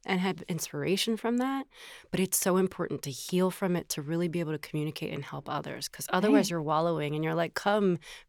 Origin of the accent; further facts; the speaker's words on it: the South, United States; I grew up in the South. I'm a recovering Catholic.